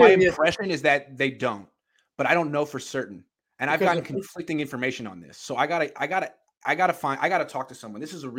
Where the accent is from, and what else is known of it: Oakland, California, United States; born or raised there